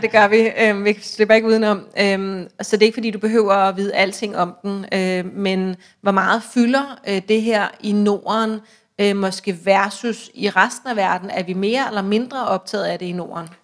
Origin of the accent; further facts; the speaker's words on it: Denmark; hvis vi som danskere handler svenske aktier